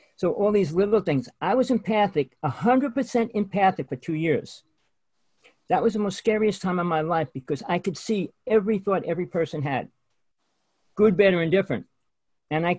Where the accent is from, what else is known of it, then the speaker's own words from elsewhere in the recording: New Jersey, United States; I grew up in Jersey